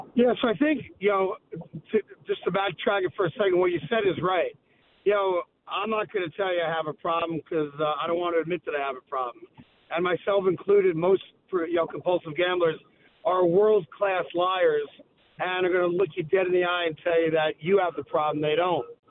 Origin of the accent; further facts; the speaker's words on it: New York, United States; I'm a New Yorker